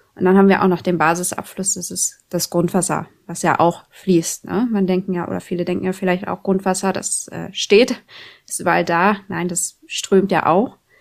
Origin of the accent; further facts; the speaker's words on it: Schaumburg district, Lower Saxony, Germany; moved away as an adult; now in Oldenburg, Germany; ich komme ja aus dem Landkreis Schaumburg